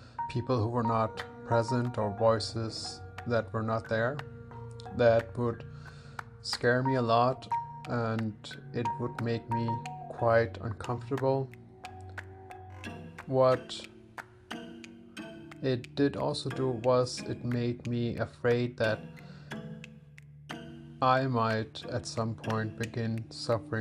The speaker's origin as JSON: {"language": "English", "country": "Denmark", "tie": "born or raised there", "said": "I have Pakistani parents and I grew up in Denmark, where I was also born"}